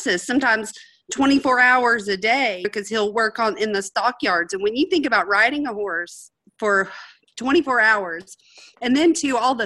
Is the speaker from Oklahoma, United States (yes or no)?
yes; Oklahoma, United States; we're from Oklahoma